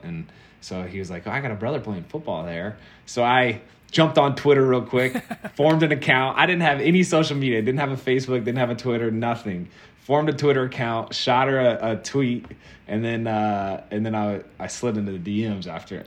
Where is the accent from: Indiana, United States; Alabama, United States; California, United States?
Indiana, United States; Indianapolis; moved away as an adult; now in Nashville, United States; I grew up in Indianapolis